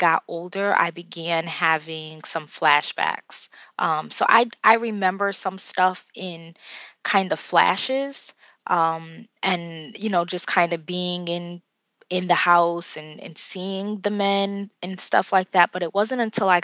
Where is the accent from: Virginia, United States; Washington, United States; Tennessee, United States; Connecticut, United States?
Connecticut, United States; Bridgeport; I am actually from Bridgeport, Connecticut